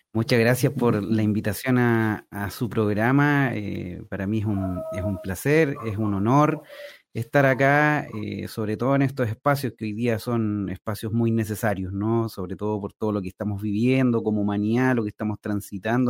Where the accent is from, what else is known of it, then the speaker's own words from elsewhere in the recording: Talca, Maule, Chile; moved away as an adult; also born or lived in Concepción; now in San Pedro de la Paz, Chile; yo soy talquino